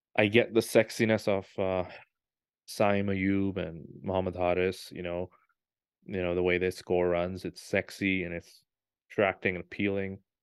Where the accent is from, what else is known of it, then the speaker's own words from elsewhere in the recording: Pakistan; moved away; I was born in Pakistan